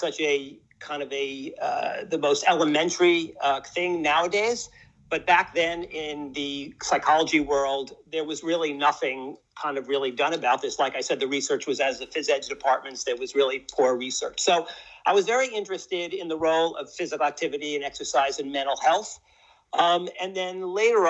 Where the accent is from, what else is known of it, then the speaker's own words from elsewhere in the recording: New York City, New York, United States; I was kind of born and raised in New York, grew up in Washington Heights